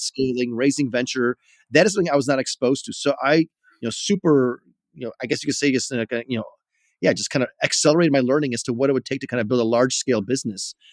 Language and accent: English; Chicago, Illinois, United States; I grew up in Chicago